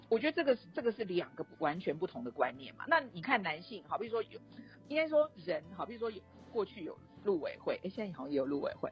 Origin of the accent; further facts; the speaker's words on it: Taiwan; 所以于是台湾就来到了这个境地，我们是全世界这个出生率目前是数一数二的第一的国家啊。